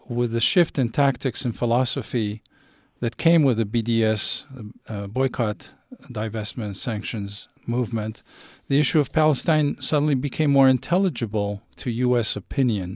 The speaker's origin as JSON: {"language": "English", "town": "Paris", "region": "Île-de-France", "country": "France", "tie": "born or raised there", "also_born_or_lived": "Algeria", "said": "I was born in Paris from Algerian parents who escaped the colonial war and came here at age 20"}